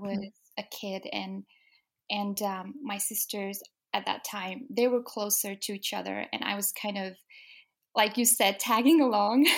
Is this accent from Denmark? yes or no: yes; Denmark; moved away as an adult; now in England, United Kingdom; I was born and raised in Denmark, so I've lived there my whole life.